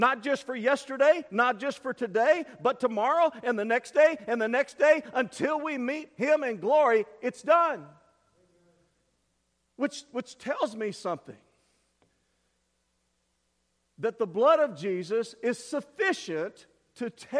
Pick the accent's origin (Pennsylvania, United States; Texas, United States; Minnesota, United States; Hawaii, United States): Texas, United States; East; I'm from East Texas